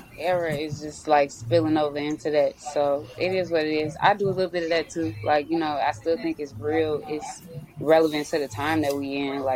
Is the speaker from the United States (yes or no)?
yes; Maywood, Illinois, United States; I'm from Maywood.